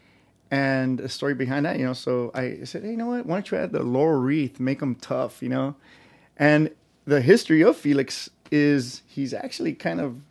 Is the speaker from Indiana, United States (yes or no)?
no; Los Angeles, California, United States; I grew up in Boyle Heights